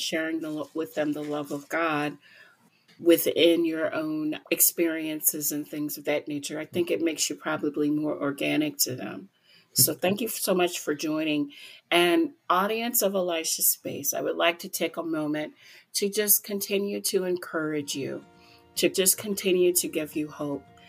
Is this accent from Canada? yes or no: no; United States; I'm an American